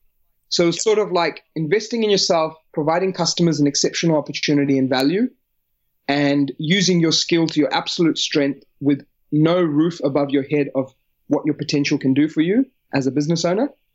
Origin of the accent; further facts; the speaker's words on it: New Zealand; moved away as an adult; now in Australia; I obviously born and brought up in New Zealand, lived there for the first 18 years of my life